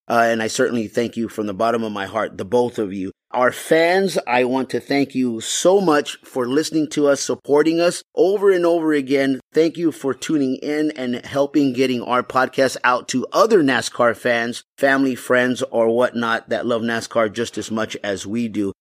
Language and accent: English; Texas, United States; moved away; growing up in Texas